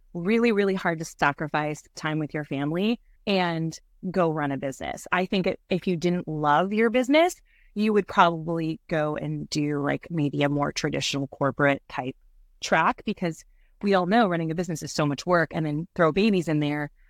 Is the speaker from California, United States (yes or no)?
yes; Santa Cruz, California, United States; moved away; I'm from Santa Cruz, California, and I had a very big, beautiful life there